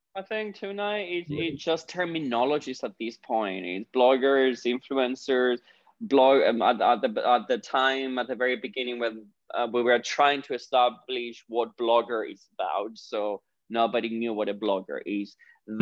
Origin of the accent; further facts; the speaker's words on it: Cyprus; moved away as an adult; now in London, United Kingdom; I'm originally from Cyprus, uh, the Greek part of Cyprus.